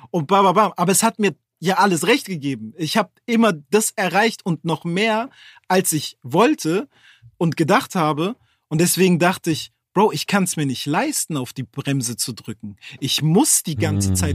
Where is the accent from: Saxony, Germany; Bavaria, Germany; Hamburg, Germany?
Hamburg, Germany; Ah, ja, ich komme von da, ich komme aus Bildstedt, Horn.